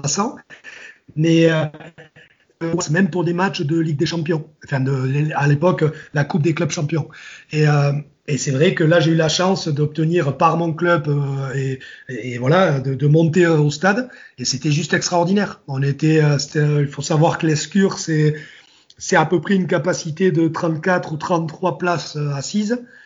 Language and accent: French; Basque Country, Nouvelle-Aquitaine, France; je suis du Pays Basque, j'habite je, à 200 bornes de, Bordeaux. Ben, quand tu quand habites, quand habites au Pays Basque dans les années 80